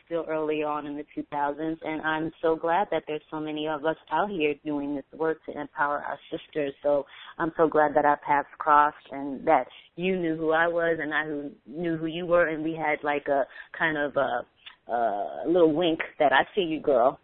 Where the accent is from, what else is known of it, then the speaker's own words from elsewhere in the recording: New York City, New York, United States; I'm just a black girl from the Bronx